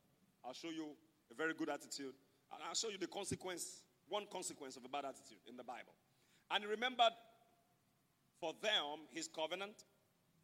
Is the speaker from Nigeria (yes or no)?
yes; Nigeria; I'm a Nigerian.